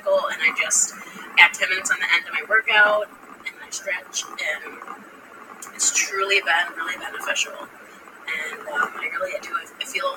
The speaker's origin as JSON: {"language": "English", "country": "United States", "said": "we as American working people"}